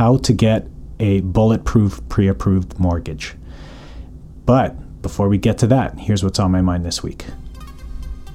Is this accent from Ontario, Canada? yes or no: no; Calgary, Alberta, Canada; now in North Vancouver, Canada; born and raised in Calgary, currently living in North Vancouver.